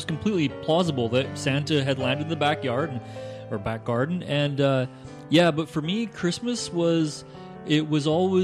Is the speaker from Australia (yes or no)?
no; Scotland, United Kingdom; now in Canada; as I grew up in Scotland, I had like tons of cousins